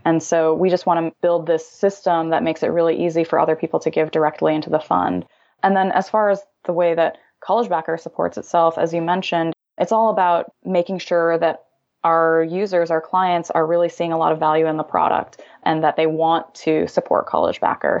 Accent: Illinois, United States; now in California, United States; I'm originally from Illinois

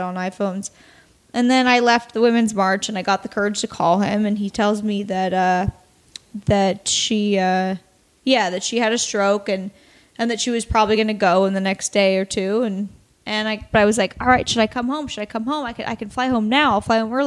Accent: Astoria, Oregon, United States; moved away; also born or lived in Warrenton, Oregon; I'm from Oregon. I'm from Astoria, Oregon, or Warrenton, Astoria, Oregon

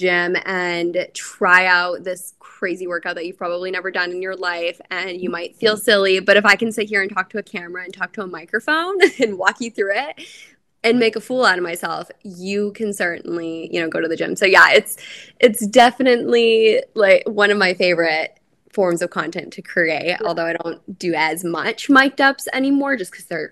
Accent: Canada; moved away as an adult; now in Tampa, United States; I'm a Canadian girlie

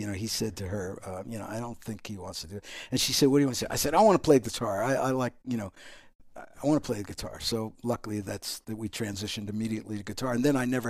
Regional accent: Pennsylvania, United States; also born or lived in New York City; Well, I was born in New York City, and I lived there until I was three or four, and then we moved to Pennsylvania, outside of Philadelphia, and that's where I grew up.

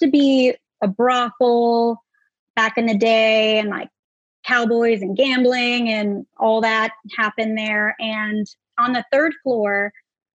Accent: Oxnard, California, United States; now in Los Angeles, United States; Originally, I'm actually from Oxnard, California.

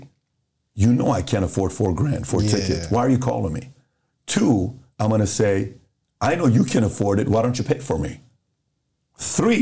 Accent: Iran; moved away; also born or lived in Los Angeles, United States; I grew up in Iran

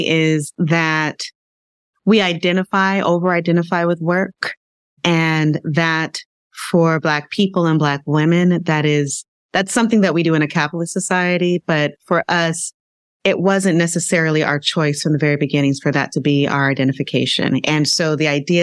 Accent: Southern California, United States; I grew up in Southern California, and I grew up in a blended family.

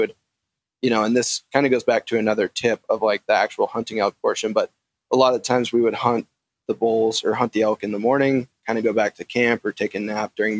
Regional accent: Eastern Montana, United States; also born or lived in Missoula, Montana; growing up in Eastern Montana

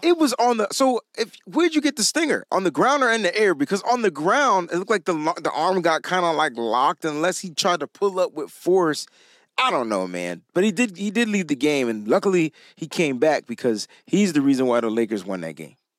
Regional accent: Connecticut, United States; I'm from Connecticut

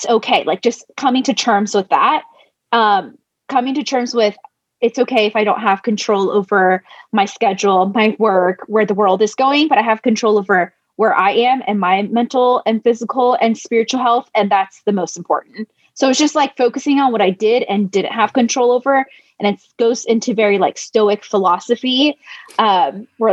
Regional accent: United States; I'm Chinese American

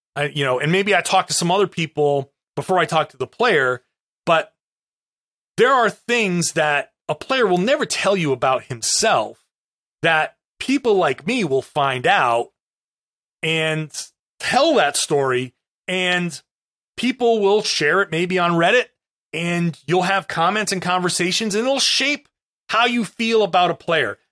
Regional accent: Rhode Island, United States; I grew up in Rhode Island.

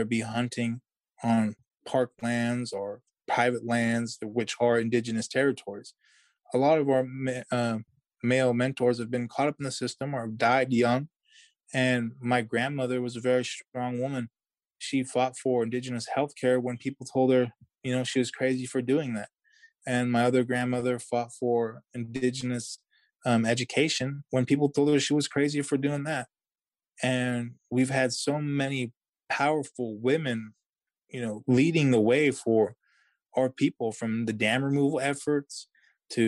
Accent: Yurok tribe, California, United States

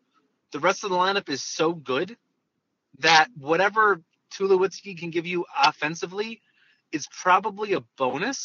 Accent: Hopatcong, New Jersey, United States; I grew up in Hopatcong, New Jersey. That's northwest.

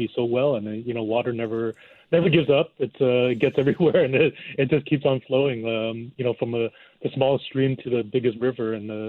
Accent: Hong Kong; I grew up in Hong Kong

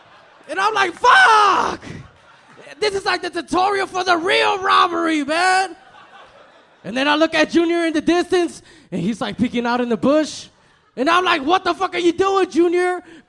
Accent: El Salvador; now in Houston, United States; I'm from El Salvador.

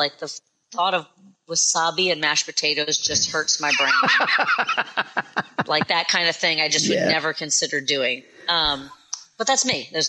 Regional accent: Philadelphia, Pennsylvania, United States; moved away; because I'm from Philadelphia.

